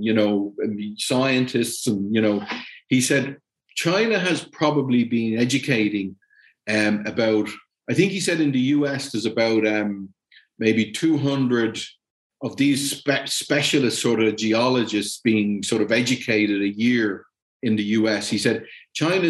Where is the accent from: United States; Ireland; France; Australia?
Ireland; moved away as an adult; also born or lived in Germany / Latin America; I'm Irish and stuff, I mean, I've moved home. It's a different country than I left 30 years ago.